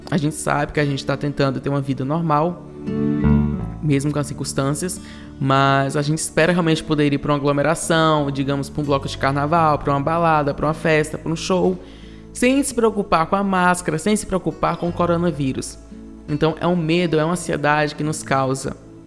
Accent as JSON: {"language": "Portuguese", "region": "Ceará", "country": "Brazil", "moved": "as an adult", "lives_now": "São Paulo, Brazil", "said": "eu vim do Ceará, eu sou do Ceará, estou em São Paulo há 4 anos e 4 meses"}